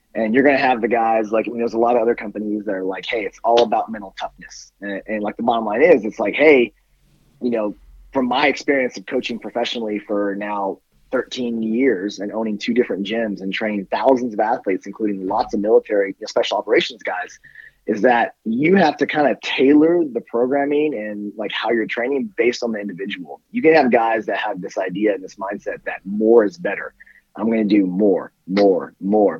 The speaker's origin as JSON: {"language": "English", "region": "Northern California", "country": "United States", "tie": "born or raised there", "also_born_or_lived": "Colorado", "moved": "yes", "lives_now": "Austin, United States", "said": "I grew up in Northern California, so it was always in the mountains"}